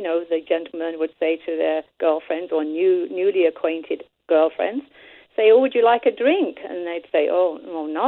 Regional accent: England, United Kingdom; now in Canada; when I was growing up in England as a little girl

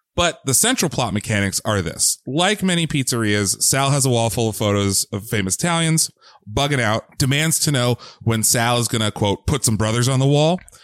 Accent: Bucks County, Pennsylvania, United States; We are both Pennsylvania natives.

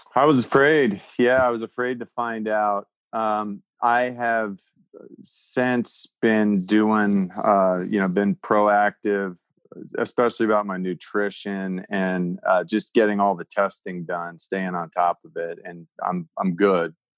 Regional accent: Pennsylvania, United States; moved away; back in my home state

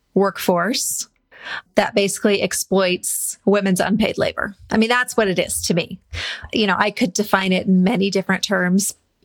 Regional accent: Montana, United States; also born or lived in Portland, Oregon / Doylestown, Pennsylvania / Seattle, Washington; now in Bend, United States; we're originally from Montana.

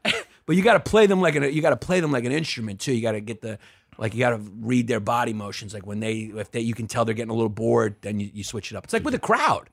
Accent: New York, United States; I grew up in New York during the eighty, or eighties and early nineties

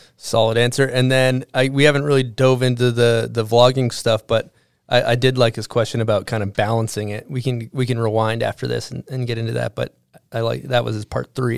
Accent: East Coast, United States; moved away; growing up on the East Coast

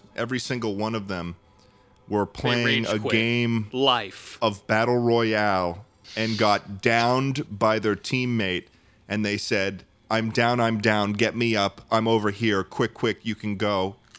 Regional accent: Bar Harbor, Maine, United States; I'm from Maine. I'm from Bar Harbor.

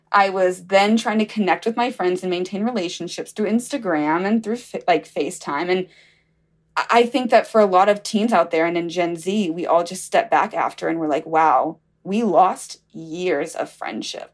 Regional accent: Alabama, United States; I'm from Alabama.

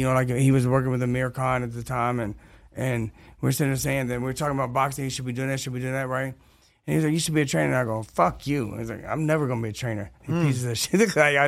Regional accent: Detroit, Michigan, United States; also born or lived in Kentucky; I was born in Kentucky, raised in Detroit

